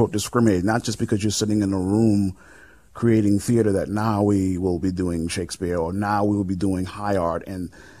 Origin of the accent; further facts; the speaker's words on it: New York City, New York, United States; now in Los Angeles, United States; I come from the projects of the South Bronx.